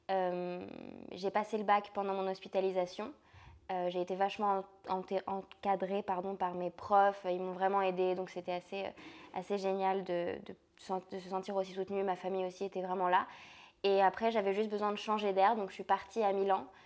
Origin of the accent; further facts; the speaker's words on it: France; alors je suis française déjà, mais euh, j'ai toujours beaucoup voyagé, donc euh, j'ai pas vraiment l'impression d'appartenir à un territoire.